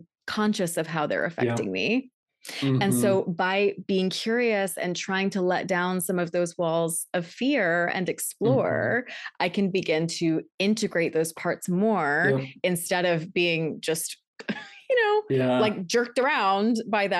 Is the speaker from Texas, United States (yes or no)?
yes; Texas, United States; I'm from Texas